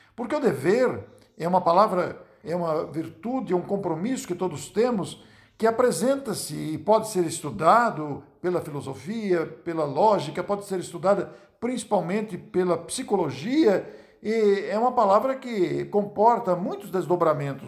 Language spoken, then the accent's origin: Portuguese; Matão, São Paulo, Brazil; sou de Matão